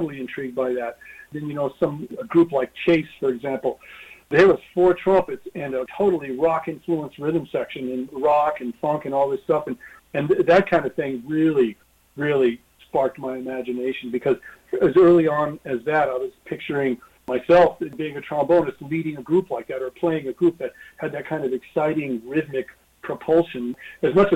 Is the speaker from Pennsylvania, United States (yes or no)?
no; Denver, Colorado, United States; moved away as an adult; now in New York, United States; growing up in Denver